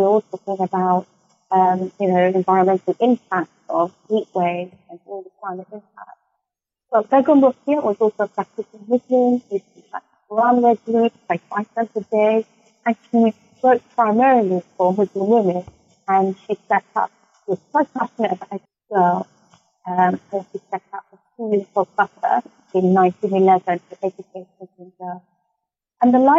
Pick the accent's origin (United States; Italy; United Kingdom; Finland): United Kingdom; Because we are British, but we also have our own identity, which we should be proud of.